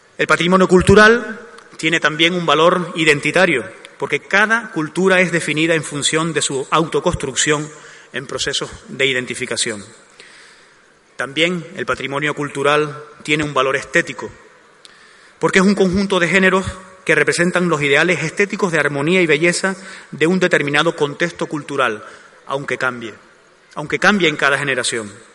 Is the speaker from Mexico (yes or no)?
no; Gáldar, Canary Islands, Spain; also born or lived in Arucas; Aunque yo procedo de Arucas, es Galdar la que atesora la mayor parte de los recuerdos más entrañables que tengo de esa época